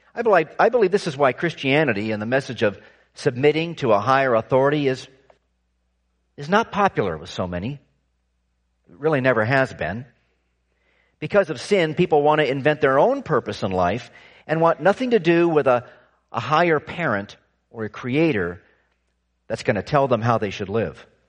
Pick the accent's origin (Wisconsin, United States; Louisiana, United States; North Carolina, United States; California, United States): California, United States; I was growing up in California